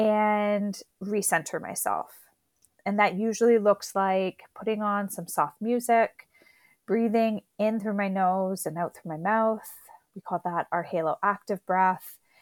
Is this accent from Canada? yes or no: yes; Canada; I'm Canadian